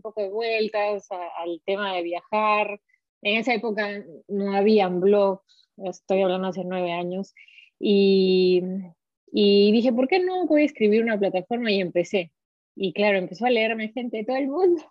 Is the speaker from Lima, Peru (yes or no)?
no; Arequipa, Peru; accent: Arequipa dejo; moved away as an adult; also born or lived in Paris, France; now in Provence, France; Yo he nacido en Arequipa y creo que mi dejo me, me, me, delata muy fácilmente. Este, hasta ahora no se me va